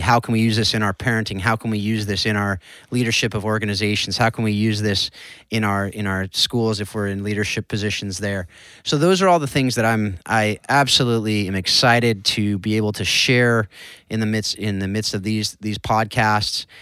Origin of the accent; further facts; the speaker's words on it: Southern California, United States; I grew up in Southern California